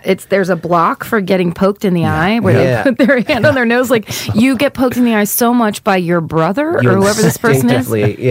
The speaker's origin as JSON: {"language": "English", "town": "Petaluma", "region": "California", "country": "United States", "tie": "born or raised there", "said": "Yeah, in Petaluma, in my hometown."}